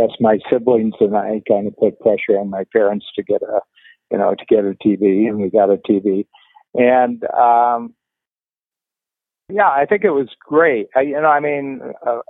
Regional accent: near Cleveland, Ohio, United States; I grew up near Cleveland

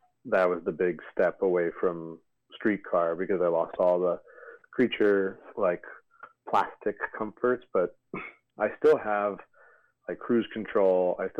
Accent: New York, United States; now in Los Angeles, United States; Based out of Los Angeles. I'm from New York originally.

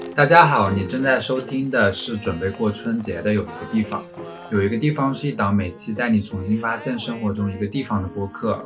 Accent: Zhejiang, China; now in London, United Kingdom; 本人身为一个浙江人

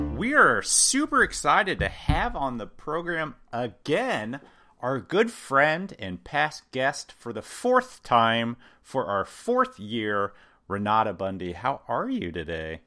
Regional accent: Midwest, United States; I'm from the Midwest

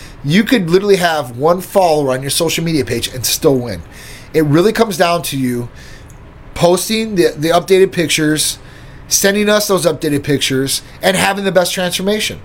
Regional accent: Midwest, United States; I'm from the Midwest, too, myself

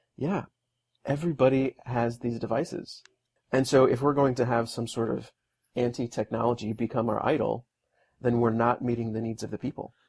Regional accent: north of Houston, Texas, United States; I'm from just a little ways north of there

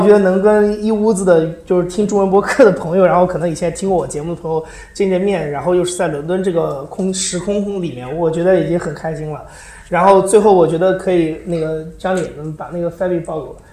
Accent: China; first language Chinese; moved away as an adult; now in London, United Kingdom; 我的中国人身份

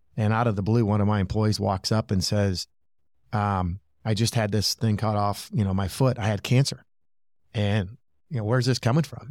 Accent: Michigan, United States; growing up in Michigan

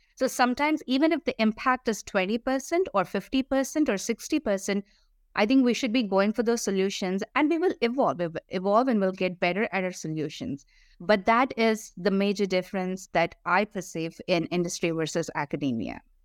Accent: India; moved away as an adult; I grew up in India

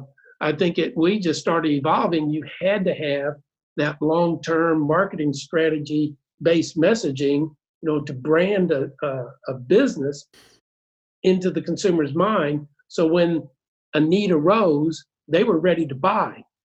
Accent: Cape Girardeau, Missouri, United States; we grew up in uh, Cape Girardeau

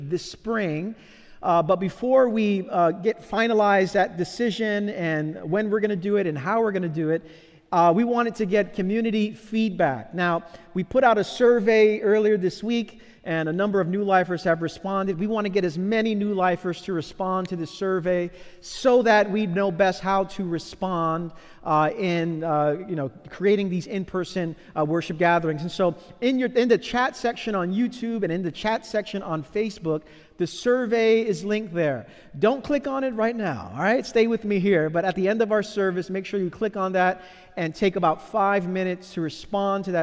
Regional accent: New York City, New York, United States; As a child growing up in Brooklyn in the 1980s

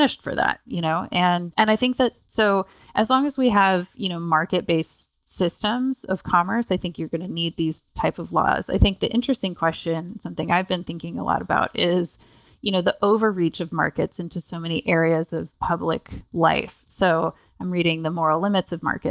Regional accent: Canada; moved away; I'm actually Canadian originally

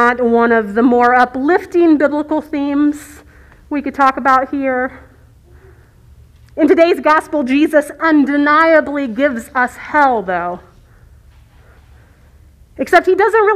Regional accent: Virginia Beach, Virginia, United States; Virginia Beach, which is my hometown

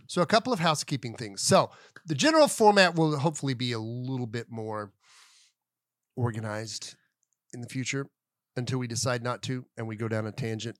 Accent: Collinsville, Oklahoma, United States; moved away as an adult; Collinsville, Oklahoma. Salute. Population, I don't know, three thousand two hundred thirty-four when I was growing up there.

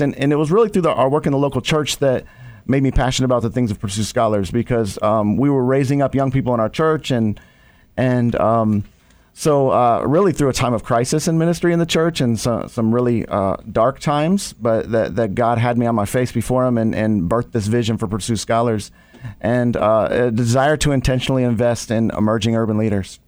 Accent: Ohio, United States; now in Chicago, United States; I didn't grow up in Chicago. I grew up in Ohio

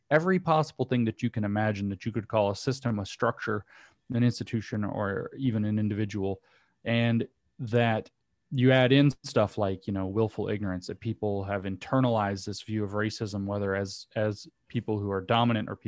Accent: the South, United States; I'd make a joke about me being a Southerner

